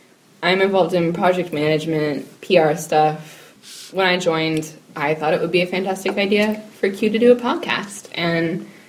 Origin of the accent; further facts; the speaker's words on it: Valencia, California, United States; moved away; I grew up in Southern California in a suburb called Valencia, near Los Angeles.